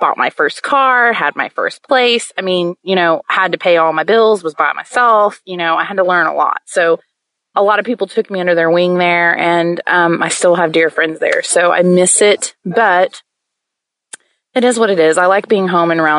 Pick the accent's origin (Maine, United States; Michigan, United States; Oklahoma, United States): Oklahoma, United States; moved away as an adult; also born or lived in Tennessee; I grew up in Oklahoma